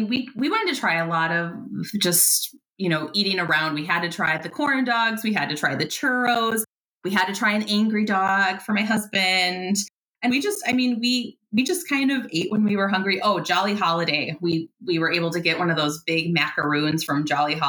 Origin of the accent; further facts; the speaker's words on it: Midwest, United States; We're from the Midwest where it can get negative 30 and below